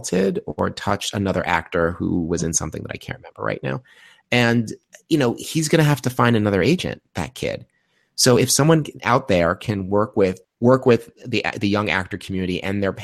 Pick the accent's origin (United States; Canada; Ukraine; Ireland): United States; Long Island, New York; I grew up in New York, Long Island